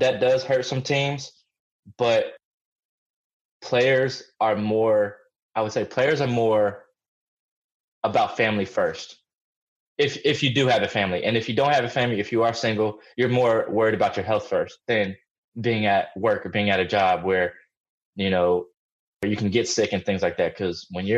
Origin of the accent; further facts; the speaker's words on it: Massachusetts, United States; I was born in Massachusetts